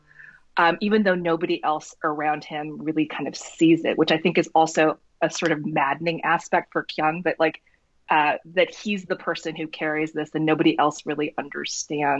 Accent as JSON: {"language": "English", "region": "North Dakota", "country": "United States", "tie": "born or raised there", "said": "me growing up in North Dakota, I always felt like I sort of stood out in this place that wasn't particularly diverse."}